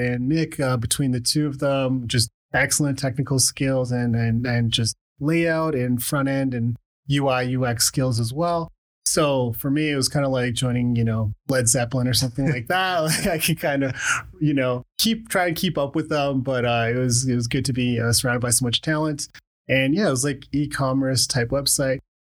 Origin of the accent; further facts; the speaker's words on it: Calgary, Alberta, Canada; also born or lived in Khartoum, Sudan / Lethbridge, Canada; I was born in Sudan, Khartoum, Sudan, and my family emigrated to Canada when I was pretty young. So just like a little guy, and we came to Lethbridge originally. And yeah, just like a year or two after that, we moved to Calgary